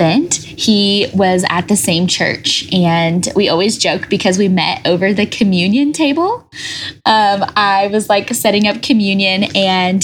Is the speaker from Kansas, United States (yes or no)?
yes; Wichita, Kansas, United States; moved away as an adult; also born or lived in Denver, Colorado; I grew up in Wichita, Kansas, but I came to Denver to get my master's in leadership.